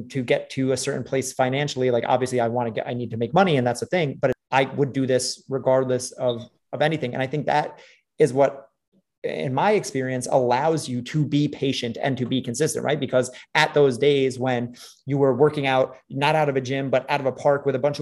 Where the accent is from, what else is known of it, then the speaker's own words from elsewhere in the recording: New York City, New York, United States; I grew up in New York City